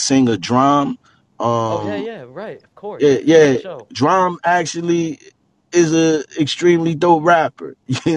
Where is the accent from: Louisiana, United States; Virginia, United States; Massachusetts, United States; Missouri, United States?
Virginia, United States; Hampton Roads; also born or lived in New York; now in Northern Virginia, United States; Came to VA, Virginia